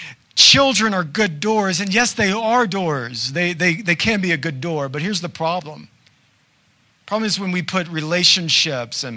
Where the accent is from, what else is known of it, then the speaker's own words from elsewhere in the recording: the South, United States; I'm from the South, y'all.